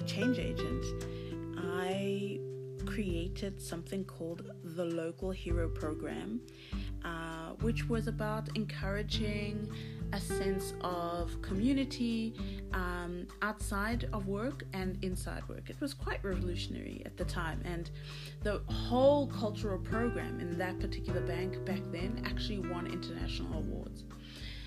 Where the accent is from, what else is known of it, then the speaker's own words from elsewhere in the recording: South Africa; as a South African